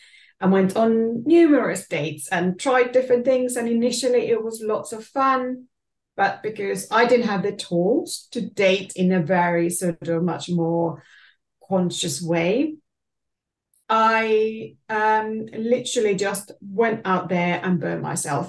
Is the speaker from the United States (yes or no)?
no; Finland; moved away as an adult; now in London, United Kingdom; I'm originally from Finland